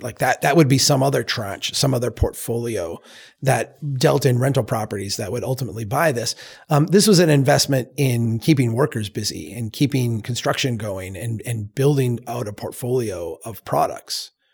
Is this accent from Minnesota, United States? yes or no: yes; Brainerd, Minnesota, United States; Here in, in my hometown, back in two thousand five